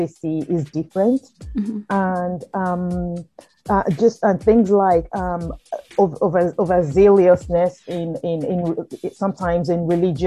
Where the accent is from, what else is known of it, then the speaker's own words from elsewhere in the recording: Nigeria; moved away as an adult; also born or lived in United Kingdom; now in United States; I grew up in Nigeria till I was in my early 20s before going to the UK to study law and then eventually moving to the US.